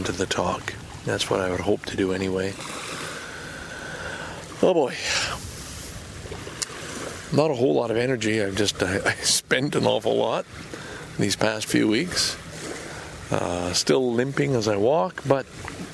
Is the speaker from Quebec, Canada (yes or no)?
yes; Montreal, Quebec, Canada; moved away; also born or lived in Valleyfield, Quebec; Lachine for high school, elementary school, from grade 5 on, and where our family home always was. And Valleyfield for the first 7 years of my life.